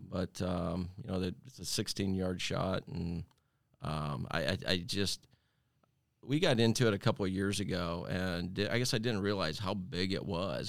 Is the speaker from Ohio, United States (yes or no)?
yes; Holmes County, Ohio, United States; I was born and raised in Holmes County, Ohio